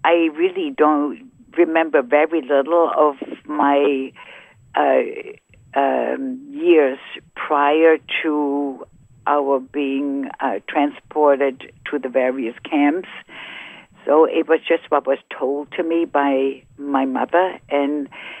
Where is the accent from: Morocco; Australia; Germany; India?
Germany; moved away; I was born in Germany